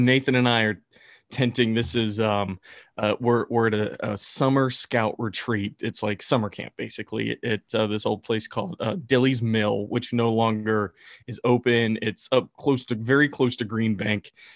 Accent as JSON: {"language": "English", "town": "Bluefield", "region": "West Virginia", "country": "United States", "said": "I'm from Bluefield"}